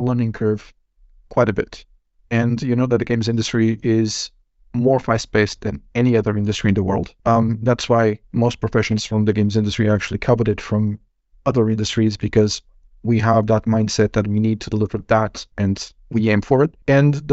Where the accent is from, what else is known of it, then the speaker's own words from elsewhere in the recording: Portugal; moved away as an adult; now in Finland; coming from my home country, Portugal